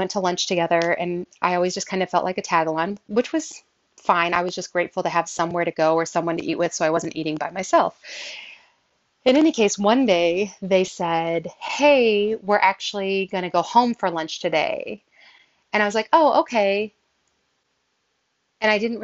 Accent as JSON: {"language": "English", "region": "Southern Illinois", "country": "United States", "tie": "born or raised there", "said": "I grew up in Southern Illinois"}